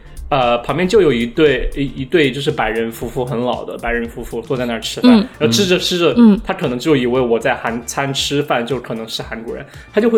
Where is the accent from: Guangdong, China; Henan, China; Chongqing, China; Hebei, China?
Chongqing, China; 我就是重庆的，不要说我是云贵川，